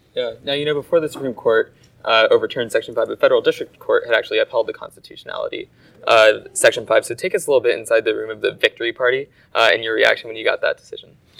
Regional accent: Colorado, United States; Colorado, my home state

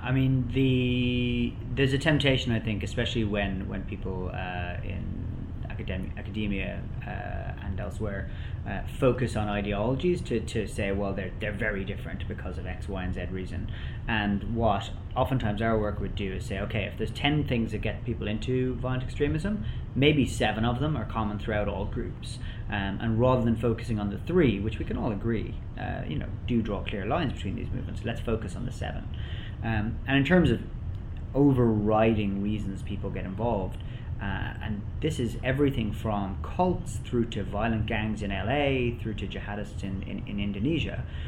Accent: Ireland; I'm Irish myself

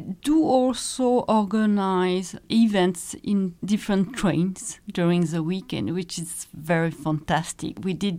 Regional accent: Normandy, France; now in Luxembourg; Well, I'm from Normandy, which is the northwest of France, the landing beaches. Been in Luxembourg for, 15 years now.

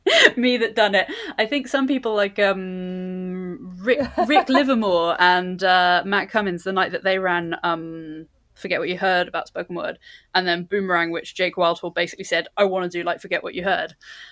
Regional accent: London, United Kingdom; I was born and raised in London.

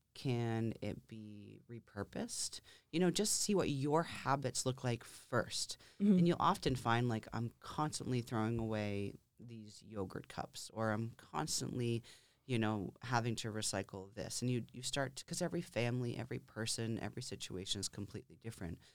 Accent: Lakes Region, New Hampshire, United States; also born or lived in Concord, New Hampshire; I born and raised in New Hampshire, mm-hmm. in the Lakes region

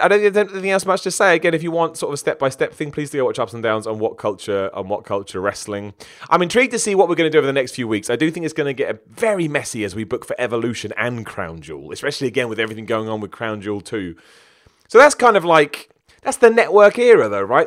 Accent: United Kingdom; I'm British.

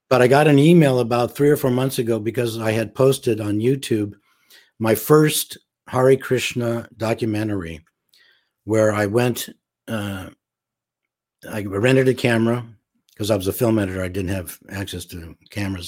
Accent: Los Angeles, California, United States; also born or lived in St. Louis, Missouri; I was raised mostly in Los Angeles

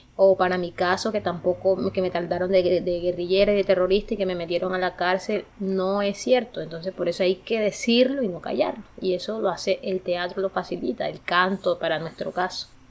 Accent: Galeras, Sucre, Colombia; moved away as an adult; now in Bogotá, Colombia; Soy de departamento de Sucre, de un municipio que se llama Galeras, en Sucre

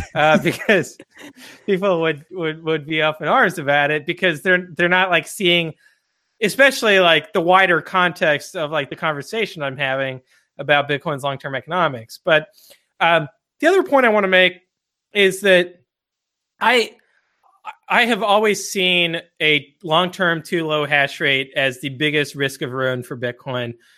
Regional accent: Texas, United States; I grew up in Texas

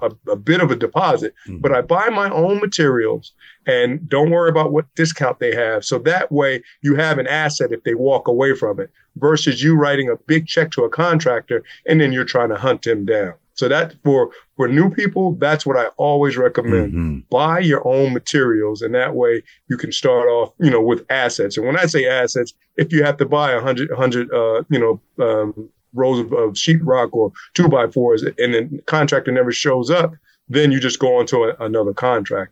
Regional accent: Newark, New Jersey, United States; we're both from Newark, so we understand the rough areas

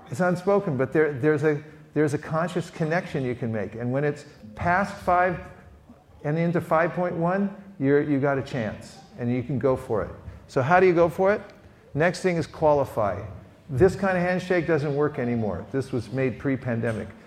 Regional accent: California, United States; Here's my question I say, I'm from California.

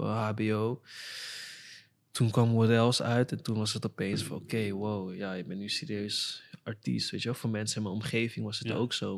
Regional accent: Amsterdam, North Holland, Netherlands; also born or lived in Weesp; ik kwam uit Amsterdam Zuidoost

